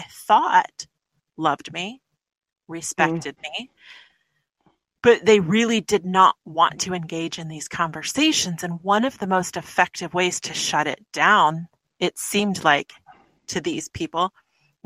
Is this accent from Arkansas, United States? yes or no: yes; Arkansas, United States; also born or lived in New Mexico; I was born in Arkansas